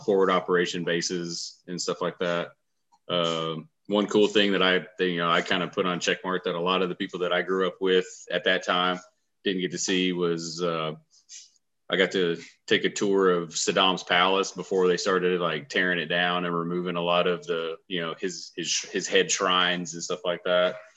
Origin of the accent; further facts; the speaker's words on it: Huntsville, Alabama, United States; I grew here in Huntsville. I graduated from Buckhorn in 2000.